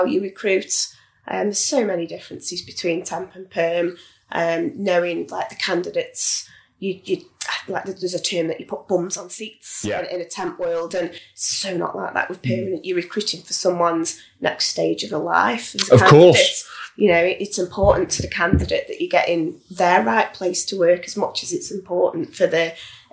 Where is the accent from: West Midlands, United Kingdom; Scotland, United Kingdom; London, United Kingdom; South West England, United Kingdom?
West Midlands, United Kingdom; Stoke-on-Trent; I'm from Stoke, you know, I live in Stoke